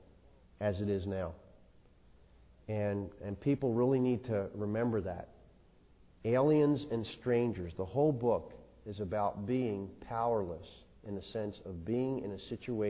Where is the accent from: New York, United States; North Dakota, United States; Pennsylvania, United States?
Pennsylvania, United States; Philadelphia; I grew up in South Philadelphia